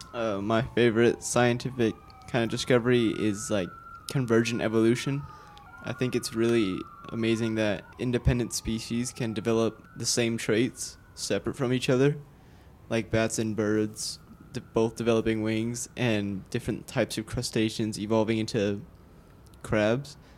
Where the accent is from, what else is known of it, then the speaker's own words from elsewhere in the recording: Austin, Texas, United States; Born and raised in Austin, Texas